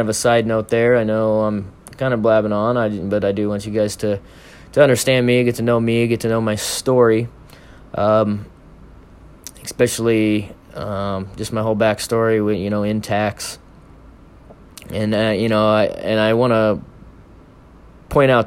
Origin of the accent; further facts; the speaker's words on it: Omaha, Nebraska, United States; my hometown of Omaha